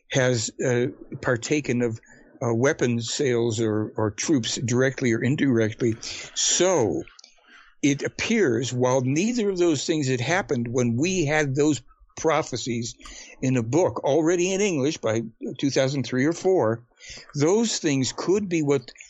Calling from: Canada; Yeah, I'm guy. calling from Canada, man. I'm sorry? I'm calling from Canada.

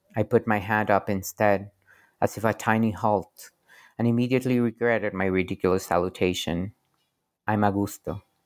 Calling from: Querétaro, Mexico; I'm calling from Querétaro, Mexico

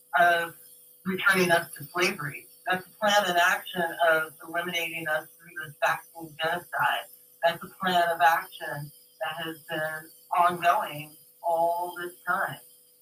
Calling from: San Francisco, California, United States; Calling from San Francisco.

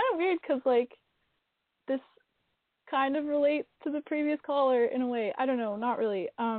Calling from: Vancouver, British Columbia, Canada; I'm calling from Vancouver, Canada.

